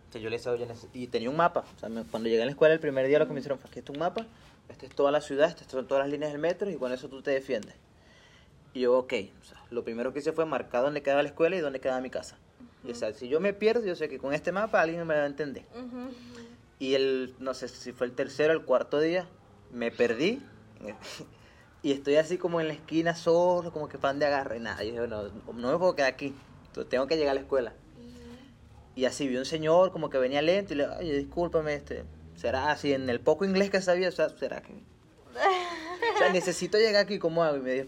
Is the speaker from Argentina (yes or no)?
no; Venezuela; now in Mérida, Mexico; me preguntan, oye, pero tú de dónde eres, de Venezuela